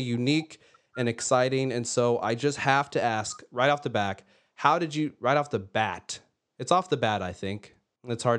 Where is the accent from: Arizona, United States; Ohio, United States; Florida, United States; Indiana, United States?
Indiana, United States; now in Boston, United States; my home state of Indiana